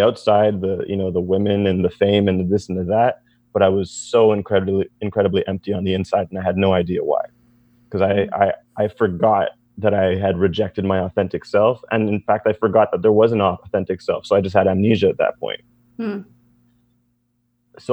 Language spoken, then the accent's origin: English; Montreal, Quebec, Canada; I'm from Montreal. I'm a magician